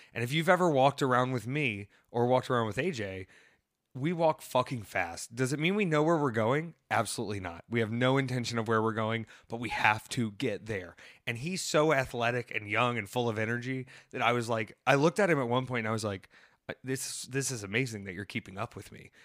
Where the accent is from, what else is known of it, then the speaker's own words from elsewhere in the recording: the South, United States; growing up in the South